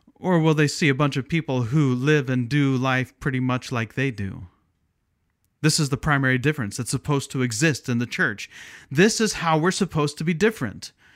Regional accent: Midwest, United States; moved away as an adult; also born or lived in Pacific Northwest (Portland/Vancouver area); now in Pacific Northwest, United States; I grew up in the Midwest but relocated to the Northwest about 20 years ago.

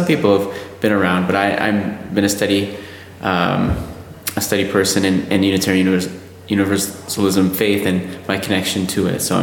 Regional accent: Oak Park, Illinois, United States; I grew up just outside of Chicago

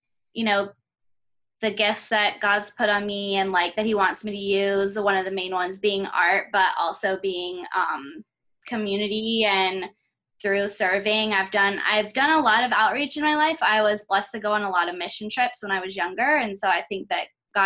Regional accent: North Carolina, United States; moved away as an adult; now in Las Vegas, United States; I'm originally from North Carolina, and so I grew up there

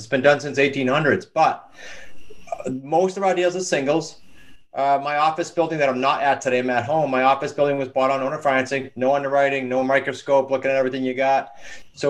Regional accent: New England, United States; we're from New England, right? So we're pretty blunt and to the point

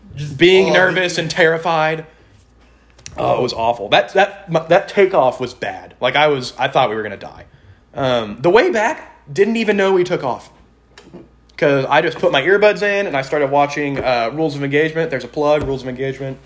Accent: Texas, United States; I'm from Texas. We're all from Texas

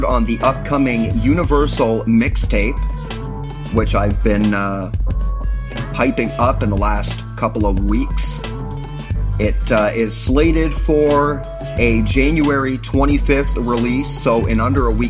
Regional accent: Canada; I remain proud to be a Canadian

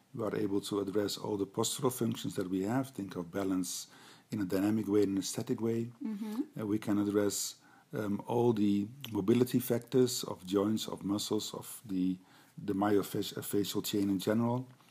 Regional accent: Netherlands; I'm a physiotherapist from the Netherlands

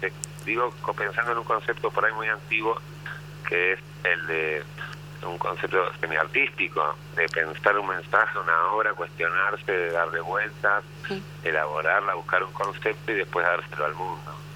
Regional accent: Argentina; soy argentino

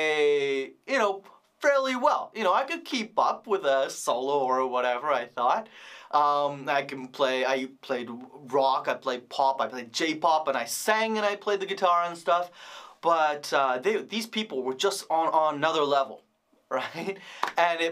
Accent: Vancouver, British Columbia, Canada; I grew up in Vancouver

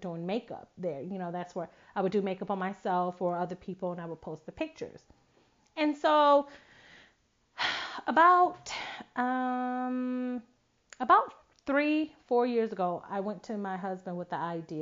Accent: Buffalo, New York, United States; moved away; Wakia, who still currently lives in my hometown, Buffalo, New York

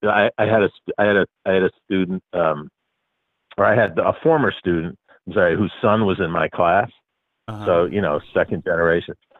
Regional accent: New York, United States; I grew up in New York.

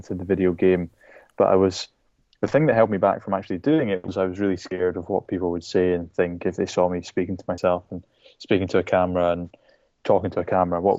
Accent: Shetland Islands, Scotland, United Kingdom; now in Edinburgh, United Kingdom; I was brought up in the Shetland Islands, which is a tiny group of islands at the very, very northern tip of the UK

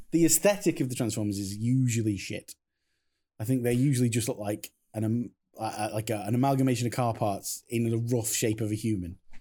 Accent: Crewe, North West England, United Kingdom; I come from Crewe

